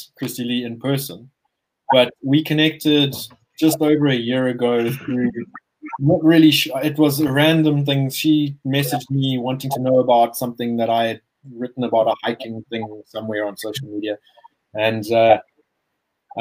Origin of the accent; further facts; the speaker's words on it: Zimbabwe; we're not South African. We are Zimbabwean.